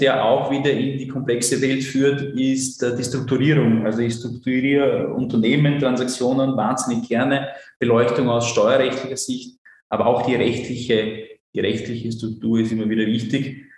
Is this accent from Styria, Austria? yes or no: no; Burgenland, Austria; accent: Burgenländisch; first language German; moved away; Ich bin ursprünglich äh, aus dem Burgenland